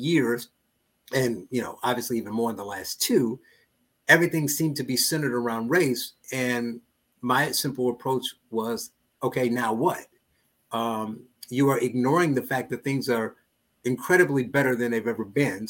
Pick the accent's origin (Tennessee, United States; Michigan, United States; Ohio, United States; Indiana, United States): Indiana, United States; Gary; I was born and raised in Gary, Indiana